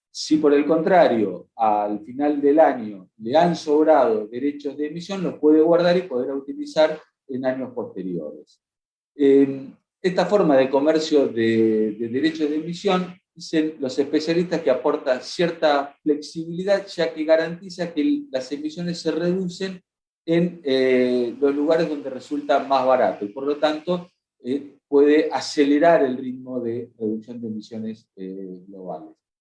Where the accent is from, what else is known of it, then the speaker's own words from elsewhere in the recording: Argentina; como Argentina, donde somos especialistas en esto de la gestión de la fotosíntesis